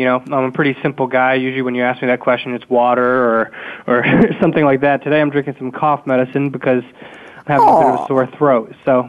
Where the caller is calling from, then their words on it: Boston, Massachusetts, United States; I'm out of Boston, so our weather's all over the place.